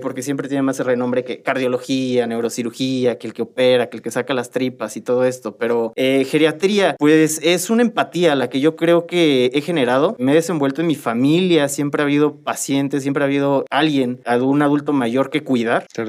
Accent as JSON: {"language": "Spanish", "region": "Querétaro", "country": "Mexico", "tie": "born or raised there", "said": "yo soy de aquí de Querétaro. Yo soy nacido, originario y me he formado toda mi trayectoria aquí en Querétaro"}